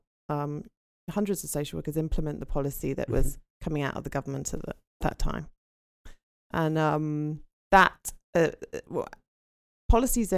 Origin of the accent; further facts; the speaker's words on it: London, United Kingdom; moved away as an adult; also born or lived in Aberdeen, Scotland; I'm actually from London